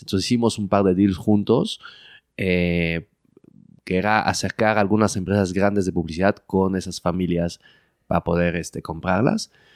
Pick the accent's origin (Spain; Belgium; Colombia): Belgium; moved away as an adult; also born or lived in Mexico City, Mexico; now in Mexico; crecí en Bélgica, viví toda mi vida en Bélgica